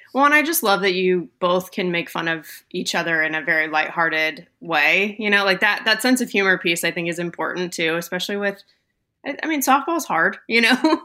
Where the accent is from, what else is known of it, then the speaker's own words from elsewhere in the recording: Southern California, United States; our first ever travel ball team together growing up in Southern California